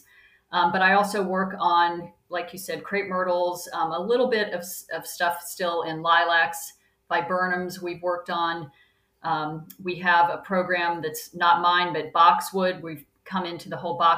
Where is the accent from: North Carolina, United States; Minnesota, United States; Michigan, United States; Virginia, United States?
North Carolina, United States; moved away; I grew up in North Carolina, and I just thought it was normal for my family